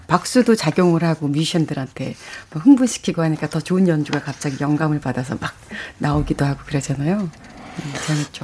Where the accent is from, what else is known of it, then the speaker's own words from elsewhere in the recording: South Korea; 제가 한국에서 왔다 이런 이야기를 굳이 하지 않아도 그냥 음. from Korea가 딱 되는 거야